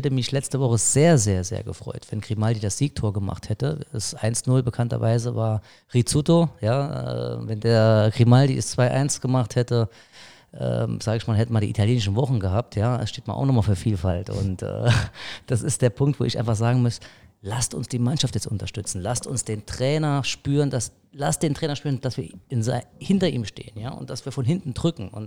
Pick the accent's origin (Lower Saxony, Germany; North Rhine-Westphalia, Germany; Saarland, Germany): Saarland, Germany; Saarbrücken; Wir, wir sind Saarbrücker, ja, ich bin a Saarbrücker.